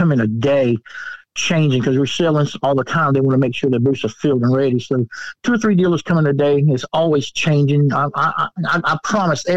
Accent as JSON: {"language": "English", "town": "Charleston", "region": "South Carolina", "country": "United States", "moved": "as an adult", "lives_now": "Swainsboro, United States", "said": "I'm originally from Charleston, South Carolina."}